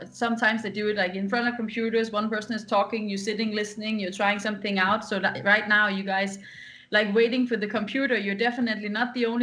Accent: Denmark; English is a second language; We're all from Denmark

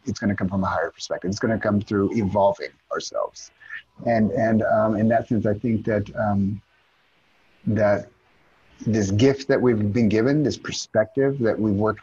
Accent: Dallas, Texas, United States; moved away as an adult; now in Tel Aviv, Israel; I'm from Dallas

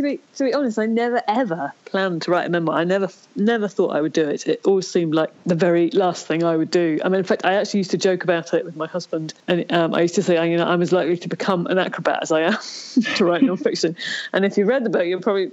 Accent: Ireland; I was born in Ireland

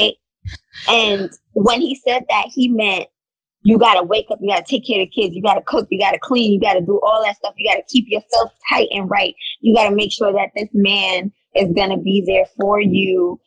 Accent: New York, United States; We come from New York

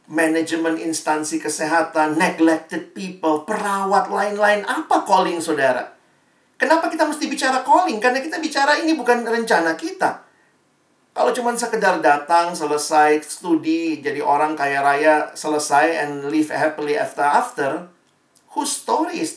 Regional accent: Indonesia; born there; Teman-teman dan saya kan nggak lahir di Palestina ya, kita nggak lahir di Israel. Kita lahirnya di Indonesia, berkarya di Indonesia

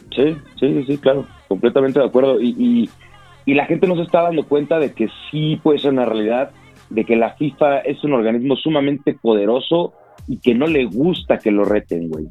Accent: Mexico

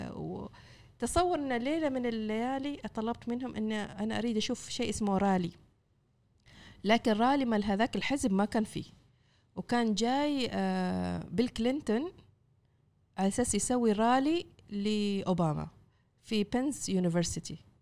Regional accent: Oman; كفاءاتنا العمانية

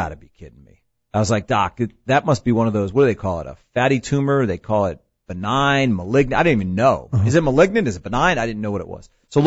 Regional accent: Jersey Shore, New Jersey, United States; moved away as an adult; also born or lived in Ohio; now in Atlanta, United States; I grew up in New Jersey

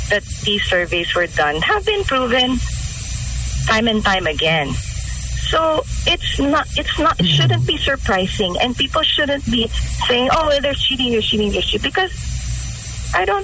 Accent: Mindanao, Philippines; I'm from Mindanao, okay?

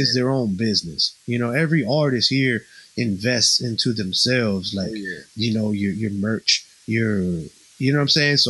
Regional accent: Houston, Texas, United States; English is a second language; also born or lived in Puerto Rico; I'm proud motherfucker born in Puerto Rico, baby. You know what I'm saying? I grew up in Houston, but I got there when I was like 10 years old. I had to learn how to speak English.

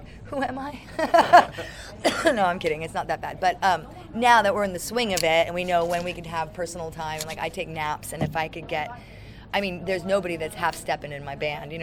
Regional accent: San Francisco, California, United States; now in Los Angeles, United States; I'm from San Francisco. I live in Los Angeles

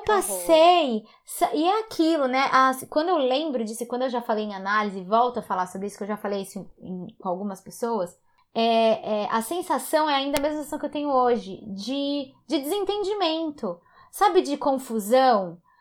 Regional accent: Guarulhos, São Paulo, Brazil; Eu cresci em Guarulhos

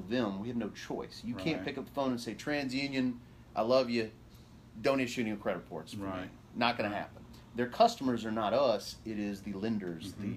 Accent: Ozark, Alabama, United States; moved away as an adult; also born or lived in Homewood, Alabama; I grew up in Ozark, Alabama.

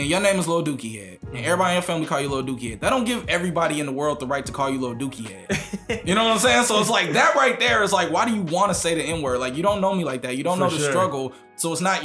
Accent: Kansas City, Missouri, United States; moved away as an adult; now in New York, United States; I'm from Kansas City.

